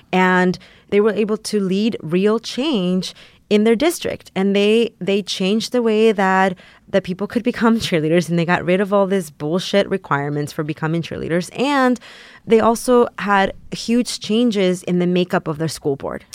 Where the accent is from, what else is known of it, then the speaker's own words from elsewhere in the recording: San Antonio, Texas, United States; also born or lived in Mexico; I grew up in San Antonio, Texas